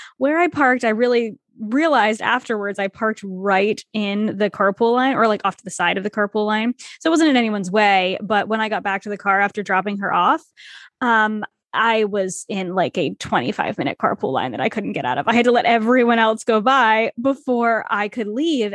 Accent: Rhode Island, United States; also born or lived in Toronto; I grew up in Rhode Island, which small state, s, everything is small here.

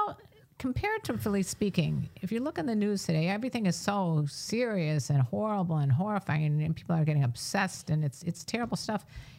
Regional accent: Chicago, Illinois, United States; we're from Chicago, Illinois.

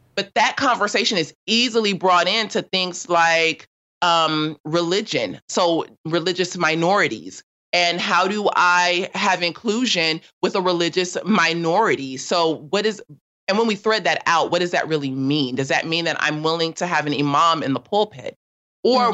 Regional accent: Los Angeles, California, United States; I grew up in South

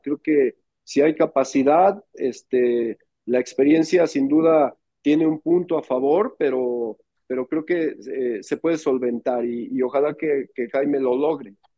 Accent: Mexico

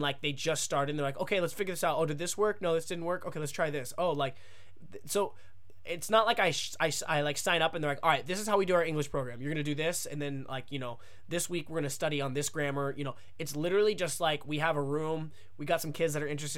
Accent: United States; moved away as an adult; now in Japan; as an American

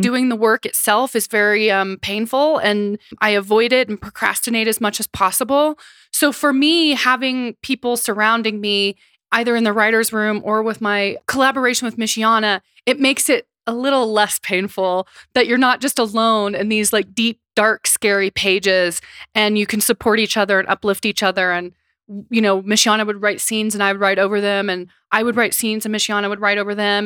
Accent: Seneca-Cayuga Nation, Oklahoma, United States; now in New York, United States; I am from the Seneca-Cuga Nation in Oklahoma

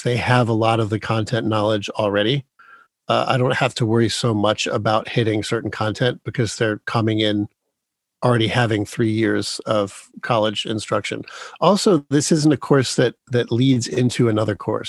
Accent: Dearborn, Michigan, United States; I was born in Dearborn, Michigan

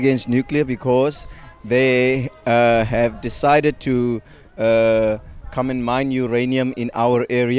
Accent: Great Karoo, South Africa; I'm from the Great Karoo, a town called Maritzburg.

